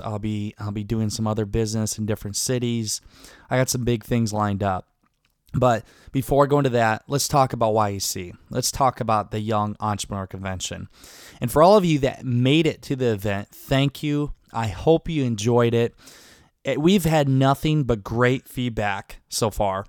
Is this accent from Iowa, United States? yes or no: yes; Garnavillo, Iowa, United States; moved away; my hometown of Garnavillo, Iowa.